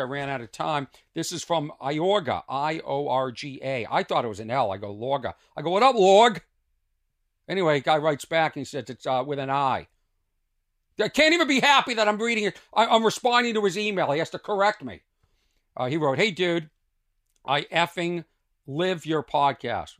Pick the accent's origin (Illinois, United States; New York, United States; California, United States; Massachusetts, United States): Massachusetts, United States; Lexington; where I grew up in Lexington